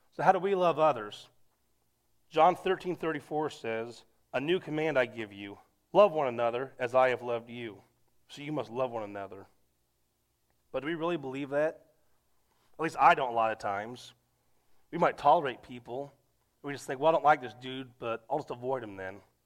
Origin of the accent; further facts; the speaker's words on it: United States; being an American